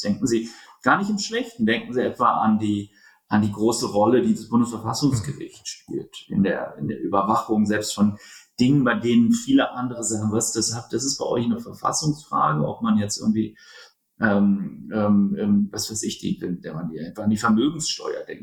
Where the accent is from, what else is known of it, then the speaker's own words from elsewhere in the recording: Berlin, Germany; also born or lived in United States; geboren in Berlin, ein Berliner